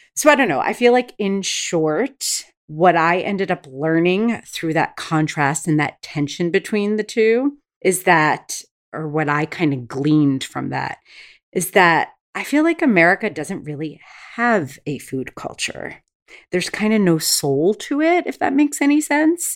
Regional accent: United States; I was raised in the States

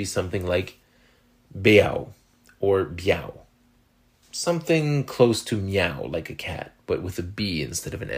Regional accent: Canada; accent: French Canadian; French Canadians like myself

